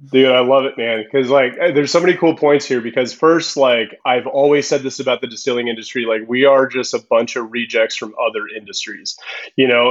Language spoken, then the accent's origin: English; Southern California, United States; also born or lived in Zihuatanejo, Guerrero, Mexico; I grew up in Southern California